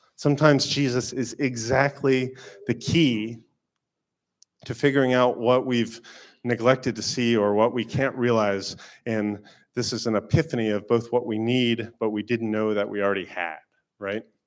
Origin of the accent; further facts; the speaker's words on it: Florida, United States; moved away; I am from Florida